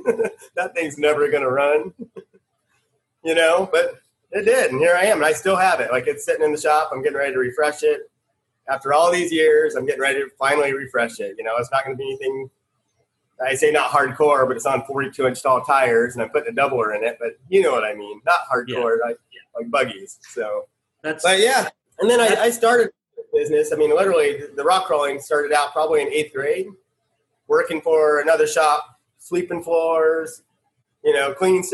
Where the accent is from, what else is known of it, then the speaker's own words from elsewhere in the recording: Phoenix, Arizona, United States; I grew up in Phoenix, Arizona, born and raised.